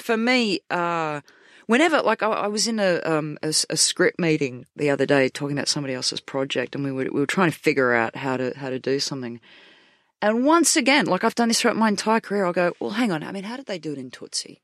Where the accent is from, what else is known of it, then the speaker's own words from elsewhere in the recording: Australia; moved away as an adult; now in United Kingdom; in my hometown